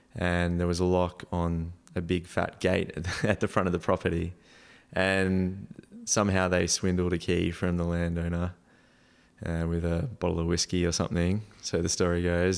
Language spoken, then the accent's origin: English; Townsville, Queensland, Australia; born or raised there; moved away as an adult; also born or lived in Adelaide / Norway